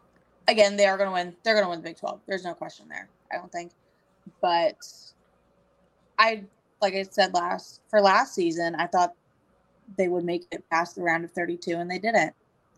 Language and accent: English; Kansas, United States; I grew up in Kansas